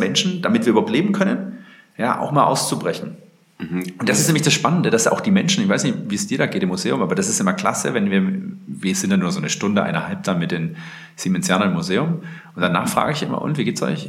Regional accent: Germany; als Deutscher

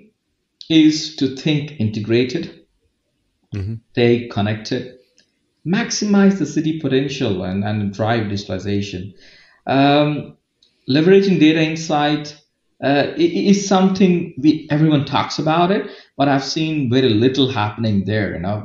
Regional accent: India; moved away as an adult; also born or lived in Pune, India / Dublin, Ireland / Middle East; I'm from India

